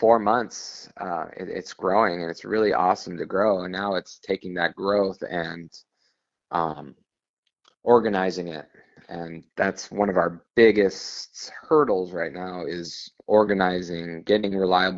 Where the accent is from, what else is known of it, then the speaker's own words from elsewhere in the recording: Las Vegas, Nevada, United States; now in San Diego, United States; I was born and raised in Las Vegas